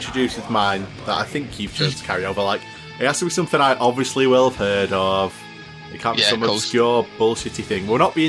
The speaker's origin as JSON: {"language": "English", "country": "United Kingdom", "said": "I'm also British."}